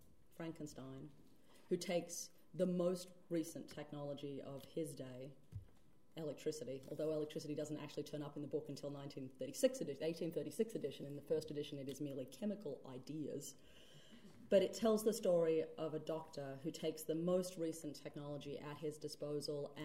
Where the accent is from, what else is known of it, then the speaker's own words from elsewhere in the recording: Australia; my home country